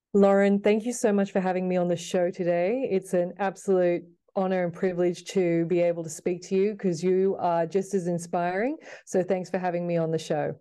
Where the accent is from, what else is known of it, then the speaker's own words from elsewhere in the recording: Sydney, New South Wales, Australia; growing up in Sydney, Australia, like most young girls, uh, started playing netball.